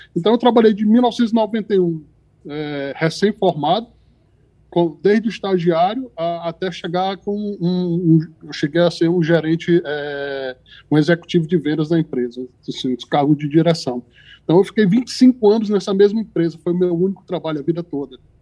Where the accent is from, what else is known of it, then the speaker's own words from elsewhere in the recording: Fortaleza, Ceará, Brazil; moved away as an adult; now in Canada; eu sou, eu sou de Fortaleza